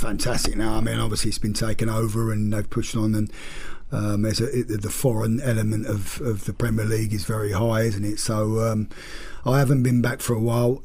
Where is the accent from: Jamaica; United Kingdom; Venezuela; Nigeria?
United Kingdom; Gillingham, South East England; Gillingham uh, which is obviously my hometown club